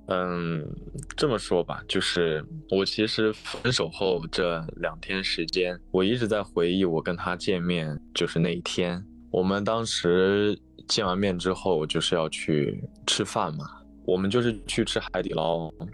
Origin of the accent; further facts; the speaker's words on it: Northwest China, China; moved away as an adult; now in Hangzhou, China; 我身在西北，来杭州读书已经大概今年是第七年了吧